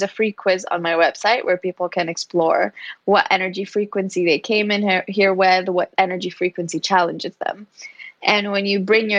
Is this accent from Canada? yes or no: no; Kuwait; now in Barcelona, Spain; I grew up in Kuwait